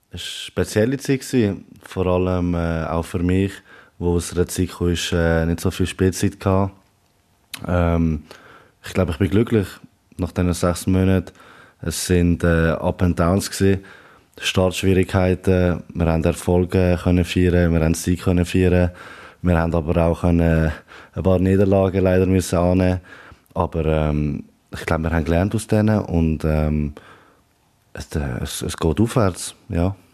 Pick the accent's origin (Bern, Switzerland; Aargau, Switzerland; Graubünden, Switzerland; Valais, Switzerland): Aargau, Switzerland; now in Basel, Switzerland; Ähm, ich bin ja im Aargau aufgewachsen, ähm, bin ja dann ähm, später nach Basel gezogen. Aber ähm, der Dialekt der bleibt noch ein bisschen.